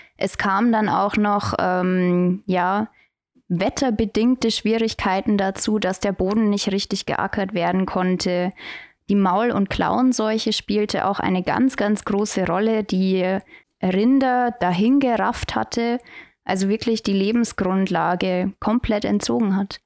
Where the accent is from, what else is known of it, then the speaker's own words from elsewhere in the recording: Tirschenreuth district, Bavaria, Germany; im Landkreis Tirschenreuth und das ist meine Heimat